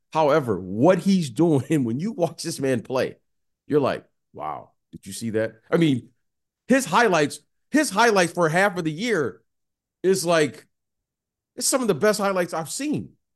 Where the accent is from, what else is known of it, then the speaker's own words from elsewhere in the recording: Detroit, Michigan, United States; moved away; also born or lived in Iowa / San Francisco / Chicago; I grew up in Detroit